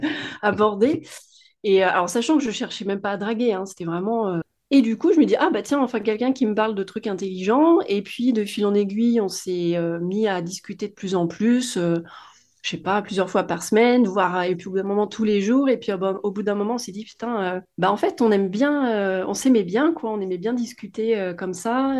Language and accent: French; Nord-Isère, near Lyon, Auvergne-Rhône-Alpes, France; moved away as an adult; now in Réunion, France; j'ai grandi en France métropolitaine, à une heure de Lyon à peu près, dans la campagne du Nord-Isère.